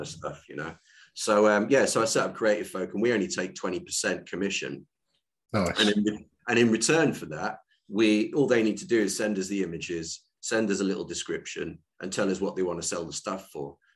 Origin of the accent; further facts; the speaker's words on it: Ulverston, North West England, United Kingdom; moved away; also born or lived in South Africa; the actual town I grew up in is a place called Ulverston